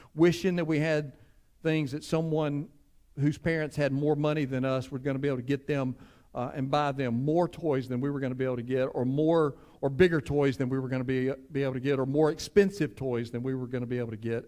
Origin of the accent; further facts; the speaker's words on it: Cleveland, United States; I grew up in Cleveland.